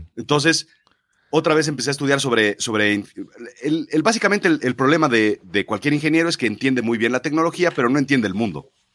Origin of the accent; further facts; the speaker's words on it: Mexico; yo nazco en México, soy mexicano